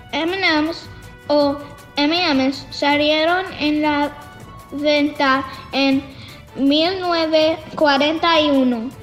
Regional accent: Florida, United States; tengo nueve años y soy de Florida, Estados Unidos.

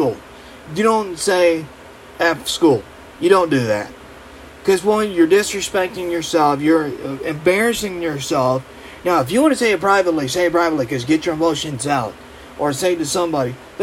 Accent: Middlebury, Indiana, United States; I was proud to be a Northridge Raider in my hometown, the Middlebury

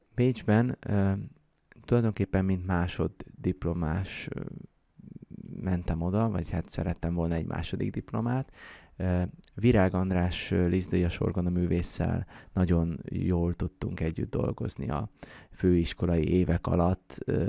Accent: Ják, Vas, Hungary; én Jákon születtem, ott töltöttem gyerekkoromat

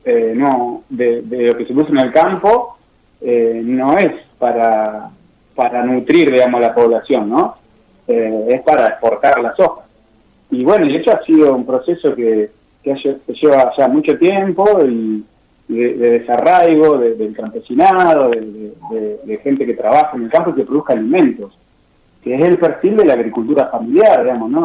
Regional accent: Paraná, Entre Ríos, Argentina; muchos integrantes de las que trabajamos ahí en la granja con la misma cooperativa somos de Paraná

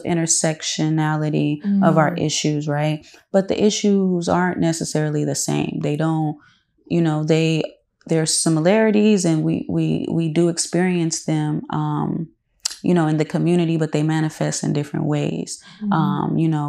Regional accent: Los Angeles, California, United States; But you know, growing up in South Central, and just, you know, especially like throughout the years, you know, it's becoming, it's always been like multicultural

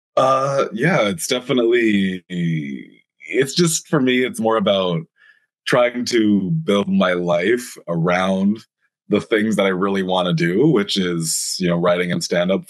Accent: Langley, British Columbia, Canada; now in Toronto, Canada; I'm from Vancouver originally, just at the very start, born and raised, a little bit outside Vancouver, BC, if anyone's familiar with Canada, uh, like a town called Langley, BC

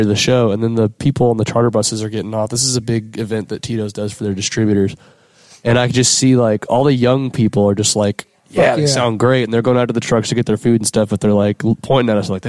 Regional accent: Leander, Texas, United States; also born or lived in Austin, Texas; I went to Rouse and Leander. Like, I grew up there.

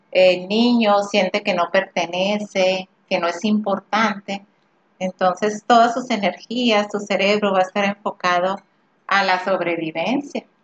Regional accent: Hermosillo, Sonora, Mexico; accent: northern; como decimos aquí en Hermosillo, somos de Hermosillo, del norte. Lo mejor ya lo notaron en nuestra voz.

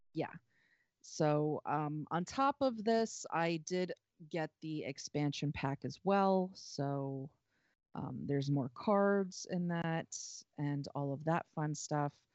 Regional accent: North Carolina, United States; moved away; I grew up in North Carolina. I spent a good number of, you know, the first couple of years of my life in North Carolina

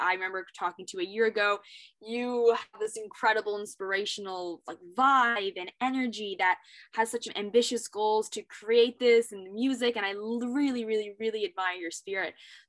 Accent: Hong Kong; now in Shanghai, China; I lived in Hong Kong my entire life as like Canadian Jewish, living in Hong Kong. Now I'm in Shanghai.

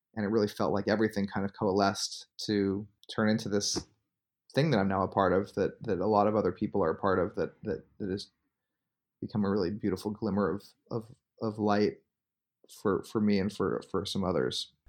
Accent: Bay Area, California, United States; I grew up in the Bay Area

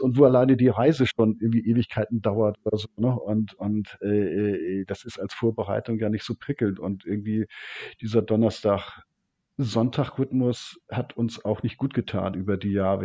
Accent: Hamburg, Germany; ich komme aus Hamburg

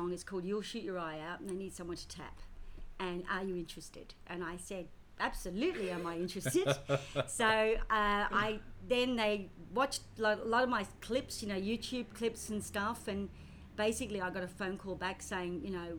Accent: Australia; also born or lived in United Kingdom / London / Paris; I was born in Britain. Came to Australia when I was 4 and a half

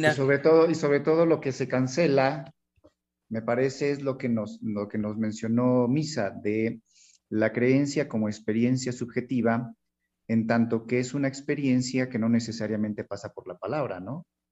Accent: Hidalgo, Mexico; also born or lived in Mexico City; aunque yo nací en la Ciudad de México, pero yo crecí acá en Hidalgo, ¿no? En un pueblo

